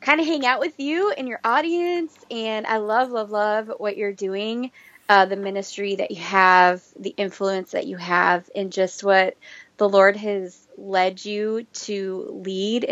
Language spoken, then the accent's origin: English; Minnesota, United States; moved away as an adult; I was actually born and raised in Minnesota.